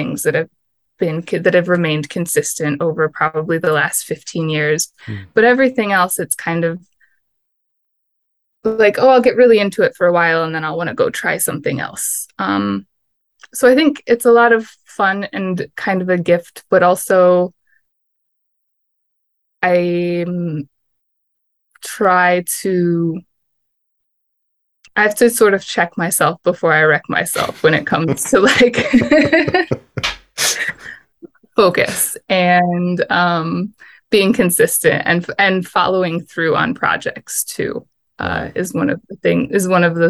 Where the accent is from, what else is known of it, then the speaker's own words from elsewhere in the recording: Michigan, United States; now in Tempe, United States; I'm hail from Michigan